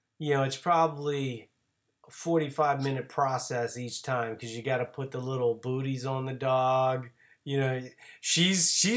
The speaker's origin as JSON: {"language": "English", "town": "New Orleans", "region": "Louisiana", "country": "United States", "moved": "yes", "lives_now": "Minnesota, United States", "said": "I'm originally from New Orleans"}